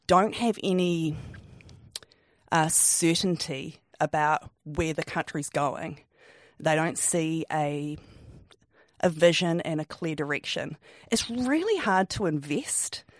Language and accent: English; Wellington, New Zealand; I'm, I'm from Wellington. I grew up, grew up here with my family